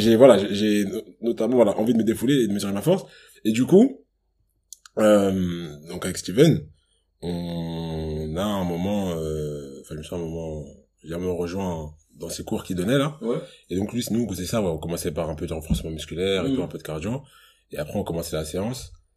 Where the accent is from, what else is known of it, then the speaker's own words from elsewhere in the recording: Cameroon; je suis camerounais